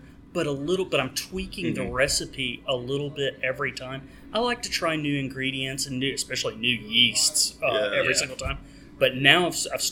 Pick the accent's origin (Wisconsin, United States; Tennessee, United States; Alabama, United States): Alabama, United States; Birmingham; my hometown, Birmingham